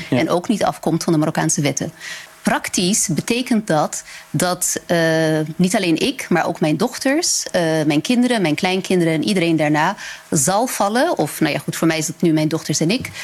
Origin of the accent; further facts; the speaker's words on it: Netherlands; also born or lived in Morocco; ik ben Nederlander